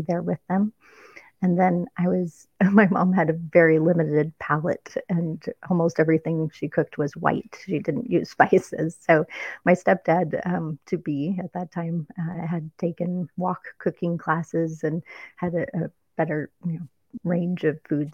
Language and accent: English; Minnesota, United States; moved away; also born or lived in Palm Springs, California; I was born in Minnesota and I was there until the age of two